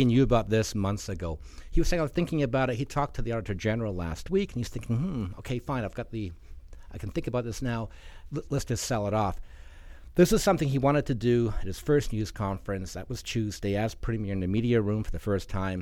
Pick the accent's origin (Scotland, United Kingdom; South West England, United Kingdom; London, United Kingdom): Scotland, United Kingdom; now in Alberta, Canada; I have family in Scotland. I'm from Scotland.